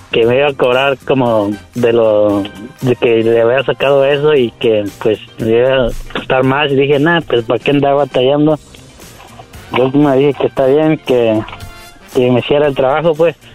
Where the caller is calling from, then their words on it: Oxnard, California, United States; De Oxnard.